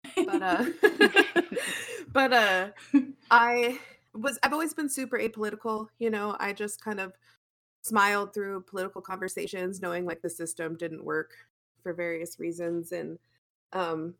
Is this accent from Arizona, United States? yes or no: yes; Arizona, United States; I grew up in Arizona